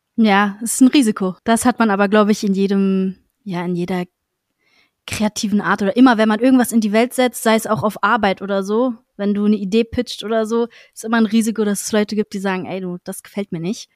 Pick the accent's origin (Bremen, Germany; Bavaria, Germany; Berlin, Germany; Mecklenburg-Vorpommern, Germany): Berlin, Germany; bin aus Berlin und mache Musik